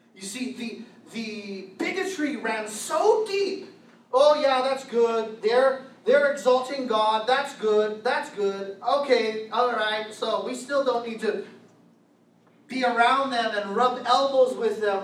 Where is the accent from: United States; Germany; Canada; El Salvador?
United States; Vallejo, California; I grew up in Vallejo, California.